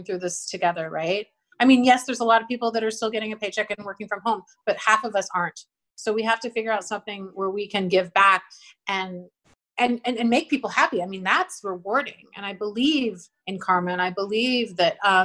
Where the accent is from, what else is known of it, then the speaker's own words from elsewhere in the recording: small town outside of Calgary, Alberta, Canada; also born or lived in New York City, United States; now in Los Angeles, United States; a small town outside of Calgary. But yeah, my family's now in Kelowna